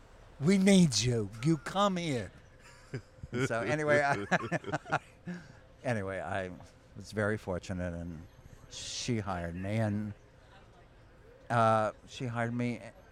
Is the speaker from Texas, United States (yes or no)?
yes; Texas, United States; moved away as an adult; also born or lived in Michigan; without disparaging my home state